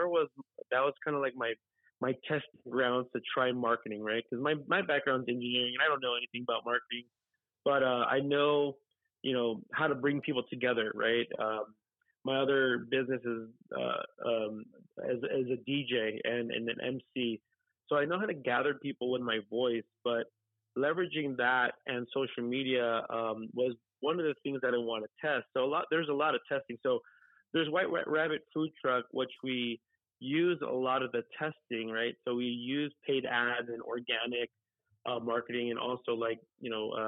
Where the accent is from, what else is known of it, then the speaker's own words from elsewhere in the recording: Los Angeles, California, United States; moved away as an adult; now in Texas, United States; I was born and raised in Los Angeles, California. Grew up in the San Fernando Valley